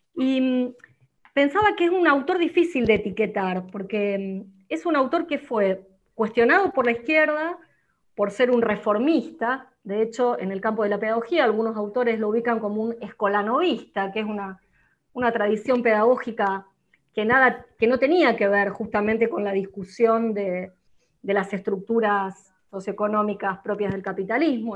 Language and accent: Spanish; Arroyo Seco, Santa Fe, Argentina; Soy de Arroyo Seco